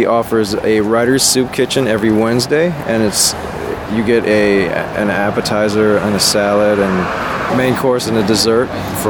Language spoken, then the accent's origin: English; Los Angeles, California, United States; In L.A.